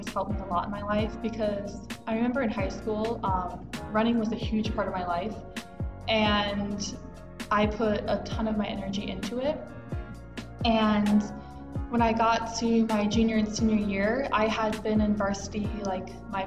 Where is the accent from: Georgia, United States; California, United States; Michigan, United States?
Georgia, United States; moved away; I'm from Georgia